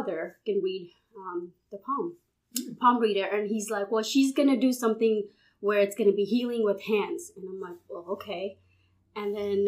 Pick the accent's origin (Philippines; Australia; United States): United States; Houston, Texas; moved away as an adult; now in Baton Rouge, United States; I'm originally from Houston